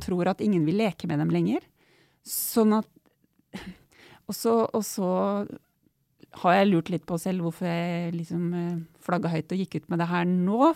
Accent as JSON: {"language": "Norwegian", "town": "Otta", "region": "Innlandet", "country": "Norway", "tie": "born or raised there", "said": "Jeg er jo vokst opp på Otta i Gudbrandsdalen"}